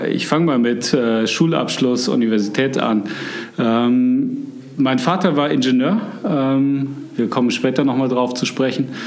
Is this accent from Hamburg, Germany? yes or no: no; Munich, Bavaria, Germany; ich bin eigentlich wieder in meiner Heimatstadt. Äh, ich bin in München aufgewachsen.